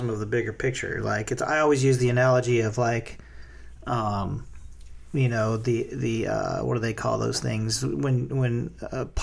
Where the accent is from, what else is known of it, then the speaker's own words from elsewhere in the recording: the South, United States; Growing up in the South, there's a lot of extreme opinions in that part of the world.